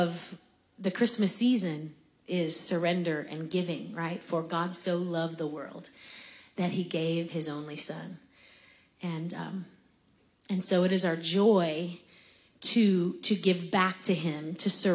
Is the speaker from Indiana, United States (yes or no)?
yes; Hobart, Indiana, United States; moved away; a suburb of Chicago, my hometown, Hobart, Indiana. We went to my childhood church.